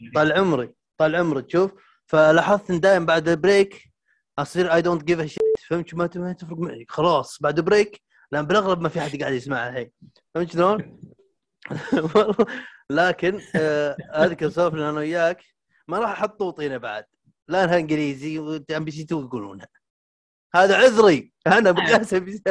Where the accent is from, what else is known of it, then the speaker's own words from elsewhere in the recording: Al Jawf Province, Saudi Arabia; هنا عندنا بالجوف